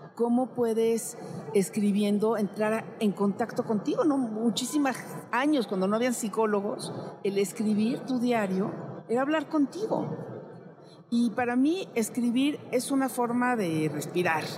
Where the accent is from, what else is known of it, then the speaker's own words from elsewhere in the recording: Mexico; como mexicana, chulanga